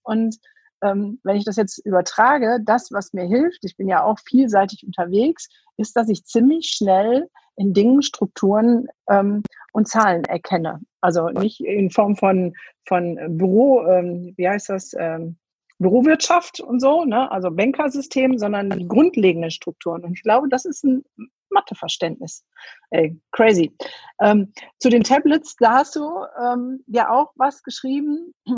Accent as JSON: {"language": "German", "area": "Ruhr area", "region": "North Rhine-Westphalia", "country": "Germany", "said": "Ich komme aus dem Pott"}